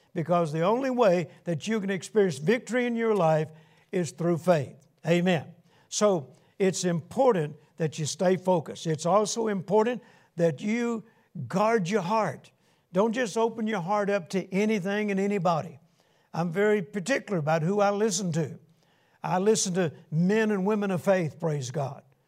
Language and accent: English; Shreveport, Louisiana, United States; my hometown of Shreveport, Louisiana